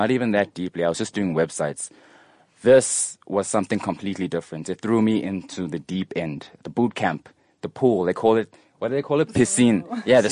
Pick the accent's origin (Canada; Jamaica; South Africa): South Africa; Durban, KwaZulu-Natal; now in Pretoria, South Africa; I'm from Durban. I've lived in Pretoria for a few years now